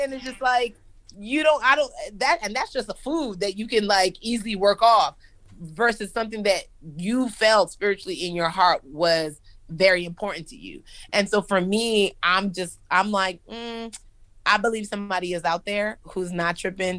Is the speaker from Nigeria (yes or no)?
yes; Nigeria; moved away; also born or lived in United States; I'm Nigerian